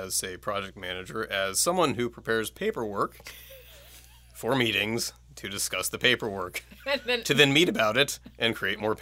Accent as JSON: {"language": "English", "town": "Troy", "region": "Ohio", "country": "United States", "moved": "as an adult", "said": "Originally, I am from a little town called Troy, Ohio, USA"}